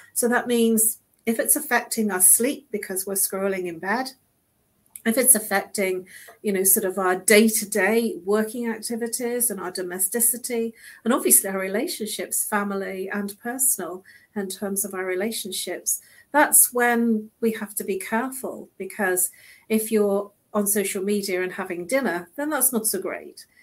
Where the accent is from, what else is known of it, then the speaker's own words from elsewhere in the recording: United Kingdom; now in London, United Kingdom; we are British